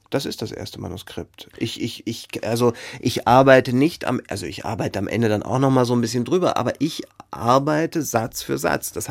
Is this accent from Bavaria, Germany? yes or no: no; Frankfurt, Hesse, Germany; also born or lived in Dieburg; Ich bin in Frankfurt geboren, kam dann aber sehr schnell zur Pflegetante, also war dann in Dieburg und dann wieder in Frankfurt und dann auf der Odenwaldschule und dann bei einer anderen Pflegetante und so weiter und so fort.